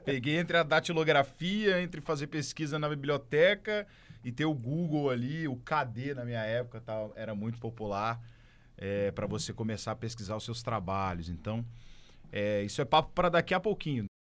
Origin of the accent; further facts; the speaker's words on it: Santo Antônio, Brazil; eu sou de Santo Antônio